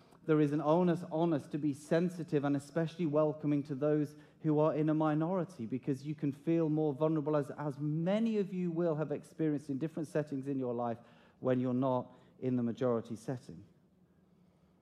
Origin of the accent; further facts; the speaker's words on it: United Kingdom; As British people